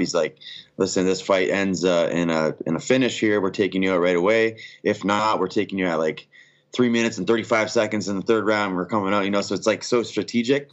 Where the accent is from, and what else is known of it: Canada